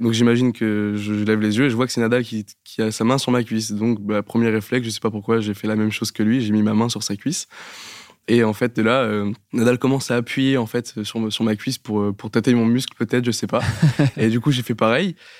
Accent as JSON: {"language": "French", "region": "Normandy", "country": "France", "said": "je viens de Normandie"}